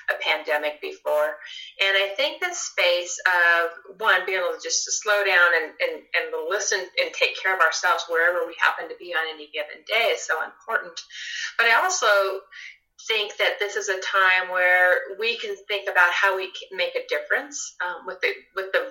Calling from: Evergreen, Colorado, United States; So I'm in Evergreen, Colorado. So I'm in the foothills of Colorado, and I live.

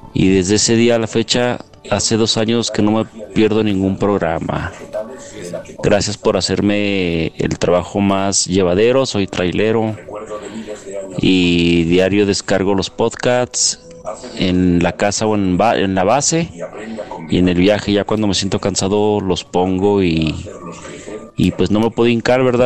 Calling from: Aguascalientes, Mexico; desde Aguascalientes, México

